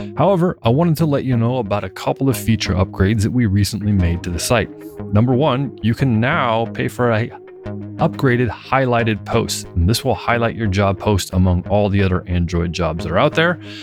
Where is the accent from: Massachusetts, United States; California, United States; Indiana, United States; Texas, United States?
California, United States; Northern; I grew up in Northern California, about three hours north of San Francisco